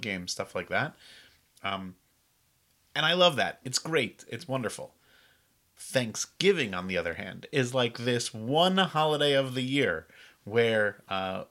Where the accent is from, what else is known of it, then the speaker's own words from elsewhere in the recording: New England, United States; now in Charleston, United States; I'm originally from New England